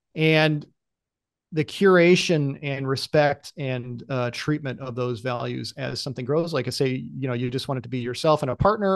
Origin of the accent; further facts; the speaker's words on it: United States; as an American employee